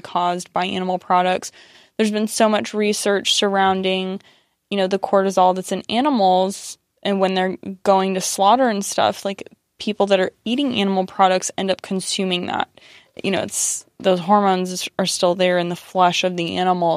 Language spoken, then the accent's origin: English; United States; growing up being Iranian American